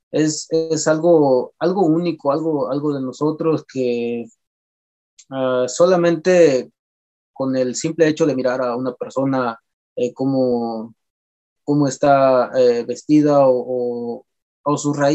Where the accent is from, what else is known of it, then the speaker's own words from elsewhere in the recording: Michoacán, Mexico; first language Purépecha; Se puede decir que es mi, mi primer, eh, mi lengua materna, obviamente, porque somos purépechas, eh, me siento que, siento que estoy muy, muy identificado con esto